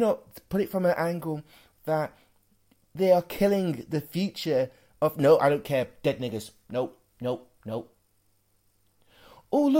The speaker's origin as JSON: {"language": "English", "town": "Worksop", "region": "East Midlands", "country": "United Kingdom", "tie": "born or raised there", "said": "growing up in Worksop as well, which is where I spent a majority of my life"}